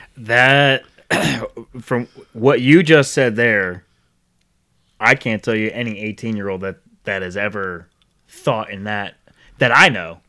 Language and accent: English; Rhode Island, United States; now in Charlotte, United States; I grew up in Rhode Island. moved down here in ninety-nine. So I'm not originally from Charlotte